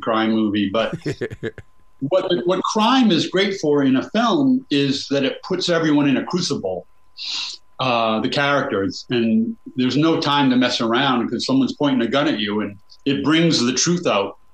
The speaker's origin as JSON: {"language": "English", "country": "United States", "tie": "born or raised there", "said": "I'm from that town. I shot this movie in my hometown."}